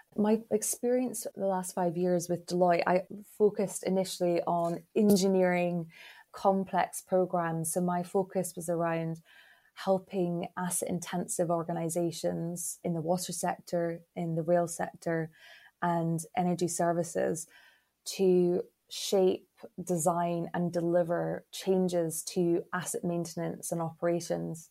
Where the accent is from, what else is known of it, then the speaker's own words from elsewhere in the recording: Glasgow, Scotland, United Kingdom; I hail from Glasgow in Scotland